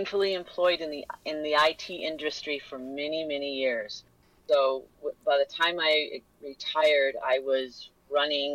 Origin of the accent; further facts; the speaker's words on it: Los Angeles, California, United States; moved away as an adult; also born or lived in St. Paul, Minnesota; now in Minnesota, United States; I was born in Los Angeles, California